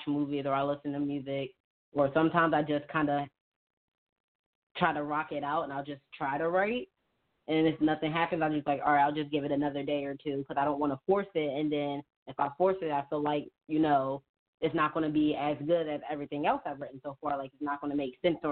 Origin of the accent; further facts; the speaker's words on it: Philadelphia, Pennsylvania, United States; I was born in Philly, all I know is, like, hood